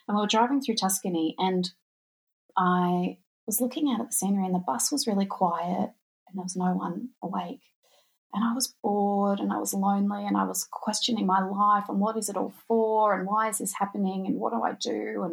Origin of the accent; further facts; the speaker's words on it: Australia; I'm from Australia. There's not much snow here